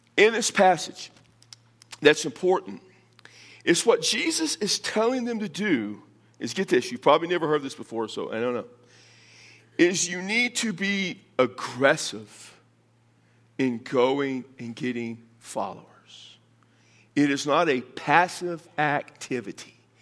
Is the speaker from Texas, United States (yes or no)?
yes; Texas, United States; now in Las Cruces, United States; I'm from Texas